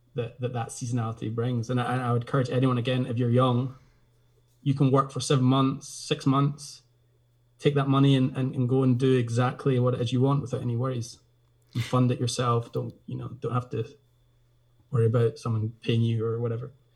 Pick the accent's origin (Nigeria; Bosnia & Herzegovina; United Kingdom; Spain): United Kingdom; Glasgow, Scotland; also born or lived in Isle of Skye; now in Portree, United Kingdom; I grew up in Glasgow actually, but spending my summers in Skye with my grandparents in Portree